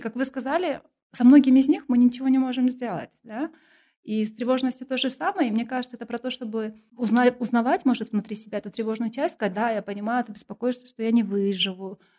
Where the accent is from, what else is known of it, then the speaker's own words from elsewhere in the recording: Kyrgyzstan; also born or lived in England; я там, городская кыргызка, которая училась в русскоязычной школе